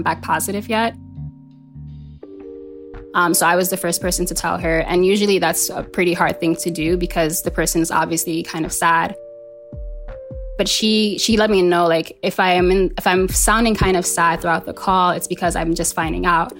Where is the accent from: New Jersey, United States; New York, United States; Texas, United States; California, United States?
New York, United States; New York City; I am from Harlem, so I'm born and raised in Harlem, born to Senegalese parents